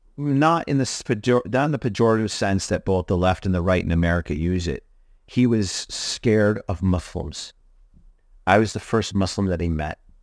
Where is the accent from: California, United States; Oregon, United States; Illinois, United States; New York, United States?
New York, United States; Hudson Valley; you and I are locals, right? We're m, m, born and raised in the Hudson Valley